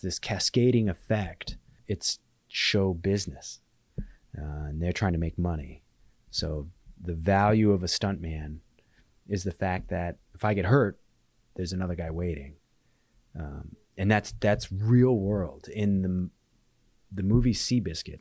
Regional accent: Alaska, United States; moved away; I was born and raised in Alaska, and I keep my house here

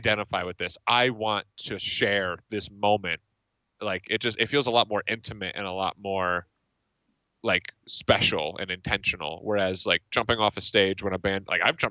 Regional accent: Northeast, United States; I'm from the Northeast

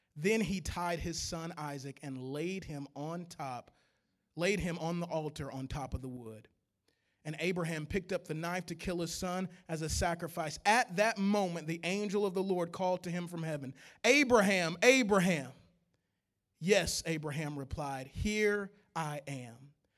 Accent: Louisiana, United States; I'm from Louisiana

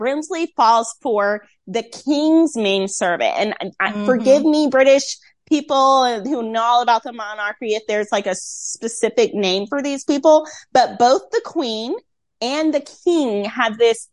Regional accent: Rocky Mount, North Carolina, United States; now in Tampa, United States; my hometown, Rocky Mount.

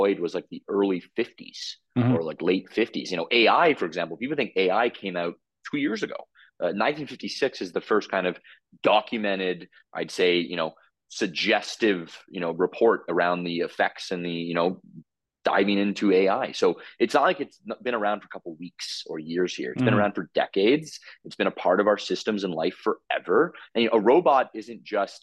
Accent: Toronto, Ontario, Canada; moved away as an adult; now in Calgary, Canada; I'm from Toronto, born and raised.

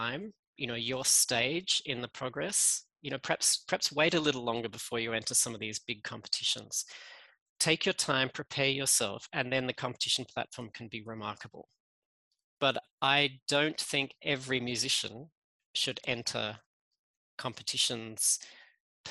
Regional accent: Australia; accent: Australian; moved away as an adult; now in Geneva, Switzerland; You can hear I'm Australian in my accent

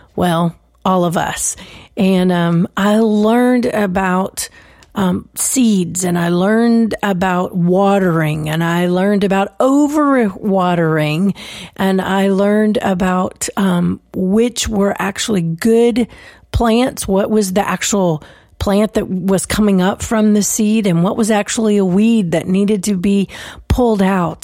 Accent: Texas, United States; I'm from the South, I'm from Texas

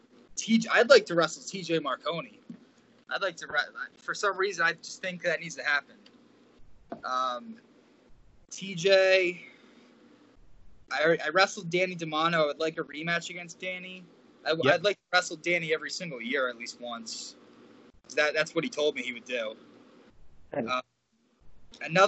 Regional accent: Manahawkin, New Jersey, United States; Manahawkin, New Jersey, by a Long Beach Island, the Jersey Shore area

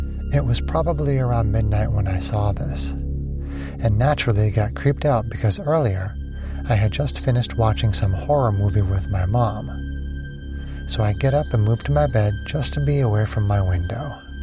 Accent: Minnesota, United States; Like I said, small town in Minnesota. One night, like the same week that I moved back to my home state

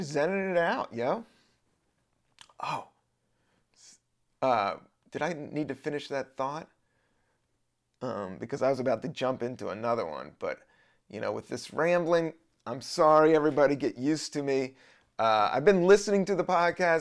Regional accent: Virginia, United States; moved away as an adult; also born or lived in Washington, D.C. / San Francisco; now in New York, United States; I was born in D C, but raised most of my life in Virginia

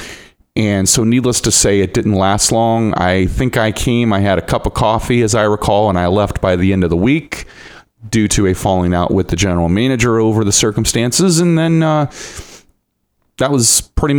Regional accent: Lima, Ohio, United States; moved away as an adult; also born or lived in Toledo area, Ohio; now in Toledo, United States; I was born and raised in Lima.

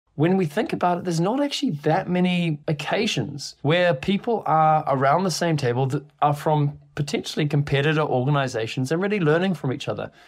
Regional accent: New Zealand; moved away as an adult; now in London, United Kingdom; I live in London, but you also probably can tell from my accent I'm not actually from here. I'm from New Zealand.

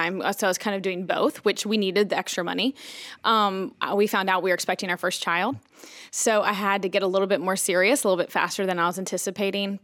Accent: Boone, North Carolina, United States; moved away as an adult; also born or lived in New Orleans, Louisiana; now in Elizabeth City, United States; we're originally from Boone, North Carolina.

